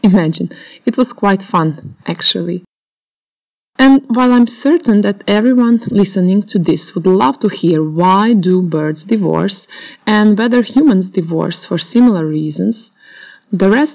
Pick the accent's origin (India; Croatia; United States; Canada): Croatia; moved away as an adult; also born or lived in Oxford, United Kingdom; back in my home country, Croatia